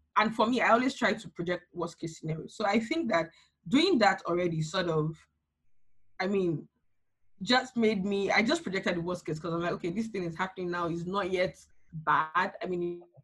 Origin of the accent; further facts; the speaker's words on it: Nigeria; I'm Nigerian